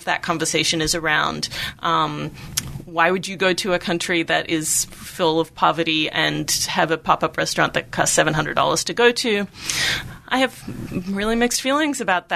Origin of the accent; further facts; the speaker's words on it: Melbourne, Victoria, Australia; moved away; Melbourne, which is my hometown